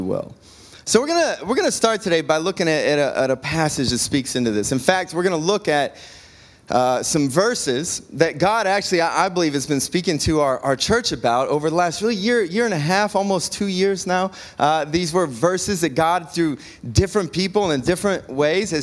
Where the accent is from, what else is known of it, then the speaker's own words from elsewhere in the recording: Cleveland, Ohio, United States; moved away; I'm originally from the Cleveland area